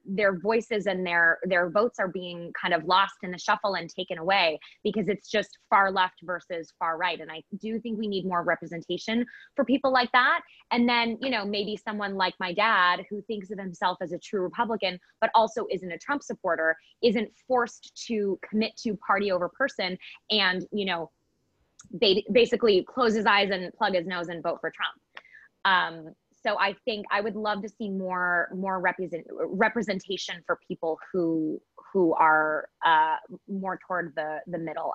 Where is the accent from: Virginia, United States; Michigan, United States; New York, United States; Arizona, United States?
Michigan, United States; I was born and raised in Michigan um, a, a more liberal part of Michigan